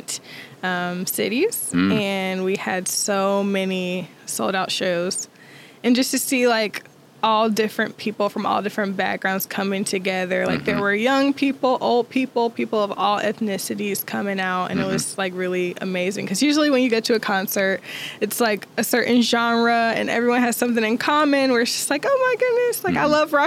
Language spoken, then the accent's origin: English; Greensboro, North Carolina, United States; moved away as an adult; also born or lived in Miami Beach / China; I grew up in Greensboro, North Carolina